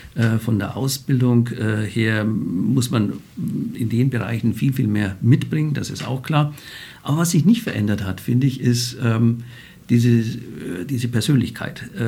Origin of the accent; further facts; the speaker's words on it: Bavaria, Germany; accent: Bavarian dialect; now in Frankfurt, Germany; aus Bayern kommend, wie Sie an meinem Dialekt hören